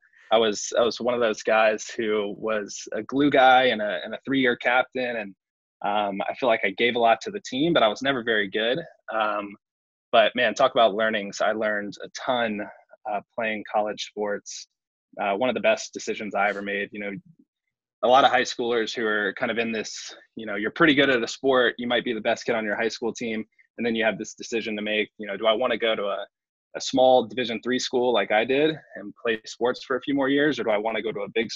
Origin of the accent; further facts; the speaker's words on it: Huntsville, Alabama, United States; moved away as an adult; also born or lived in North Carolina; now in New York, United States; born and raised in Huntsville